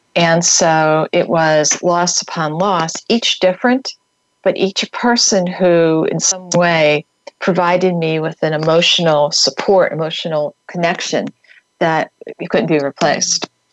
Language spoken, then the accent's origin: English; New York, United States; I grew up right outside of New York City